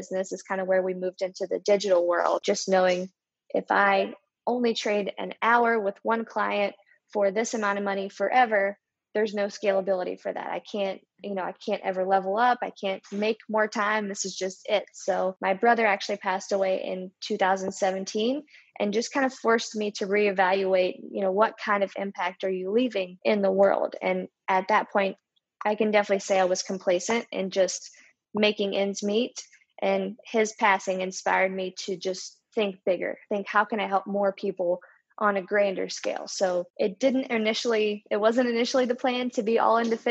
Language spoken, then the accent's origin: English; West Virginia, United States; moved away as an adult; now in Charlotte, United States; We're both from West Virginia